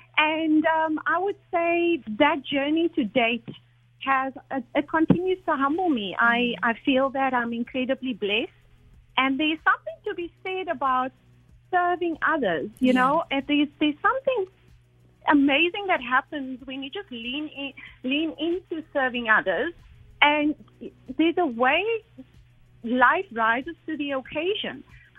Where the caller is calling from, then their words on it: Abu Dhabi, United Arab Emirates; I am calling from Abu Dhabi